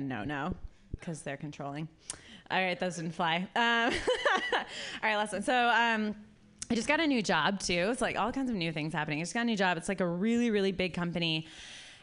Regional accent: Columbus, Ohio, United States; I'm from Columbus

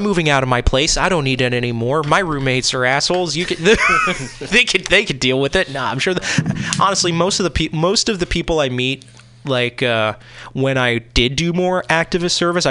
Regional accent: East Coast, United States; now in Seattle, United States; Yeah, and I will say, as I'm not a Seattle born and bred, you know, like I was from the East Coast, so I am also part of that.

